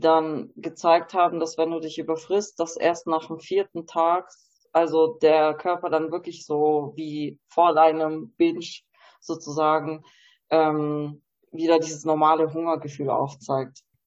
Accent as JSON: {"language": "German", "country": "Germany", "tie": "born or raised there", "said": "ich bin zwar in Deutschland geboren, aber habe halt auch ein polnische Wurzel"}